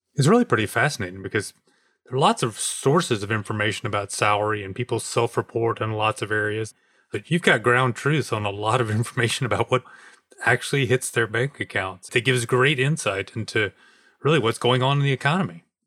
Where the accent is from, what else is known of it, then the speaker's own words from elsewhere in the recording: Smyrna, Georgia, United States; I'm actually from Atlanta, from Smyrna